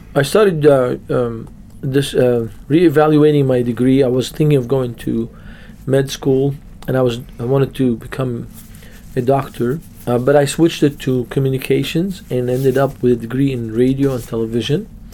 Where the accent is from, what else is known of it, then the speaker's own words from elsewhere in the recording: Beirut, Beirut Governorate, Lebanon; I was born and raised in Beirut, Lebanon